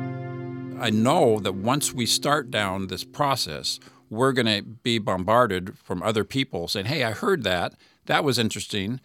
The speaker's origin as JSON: {"language": "English", "town": "Mesa", "region": "Arizona", "country": "United States", "tie": "born or raised there", "said": "my hometown. Hey, it's always nice. Cool Mesa."}